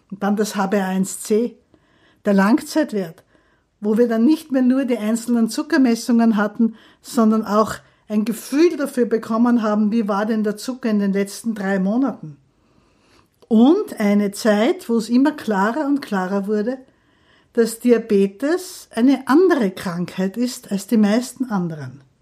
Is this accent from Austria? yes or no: yes; Graz, Styria, Austria; now in Vienna, Austria; Ich bin eigentlich gar keine Wienerin, aber ich liebe diese Stadt. Ich komme aus Graz, habe in Wien dann fertig studiert